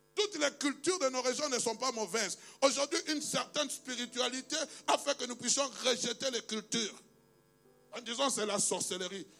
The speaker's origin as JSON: {"language": "French", "region": "Kinshasa", "country": "DR Congo", "tie": "born or raised there", "also_born_or_lived": "Kasai-Occidental", "moved": "yes", "lives_now": "Belgium", "said": "je suis congolais, né à Kinshasa, le 23 septembre 1971 père d'origine du Kassai occidental, mère d'origine du Kassai occidental"}